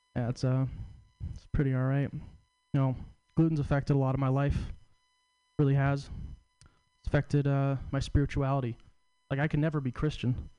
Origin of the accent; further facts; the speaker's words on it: Portland, Oregon, United States; I'm from Portland, coming down to San Francisco